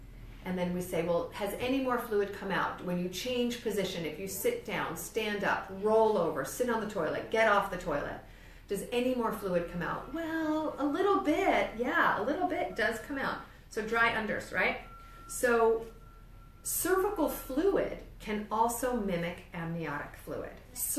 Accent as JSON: {"language": "English", "region": "New York", "country": "United States", "accent": "New York", "said": "Did you hear my New York accent?"}